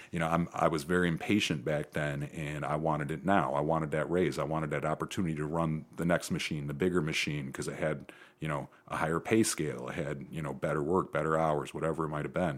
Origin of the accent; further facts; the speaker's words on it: Perrysburg, Ohio, United States; moved away as an adult; also born or lived in Charlottesville, Virginia / Chicago, Illinois / Houston, Texas; I grew up in Perrysburg